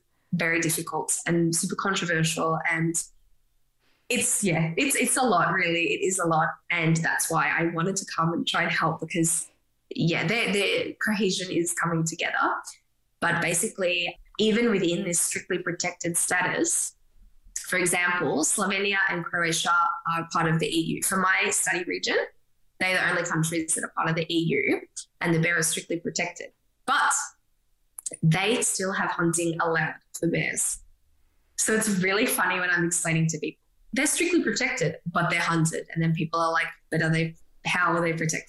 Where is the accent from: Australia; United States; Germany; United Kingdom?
Australia; as an Aussie